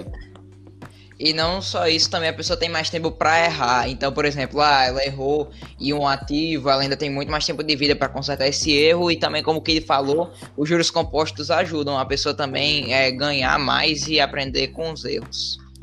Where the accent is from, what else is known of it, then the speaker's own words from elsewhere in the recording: Natal, Rio Grande do Norte, Brazil; eu sou de Natal, Rio Grande do Norte.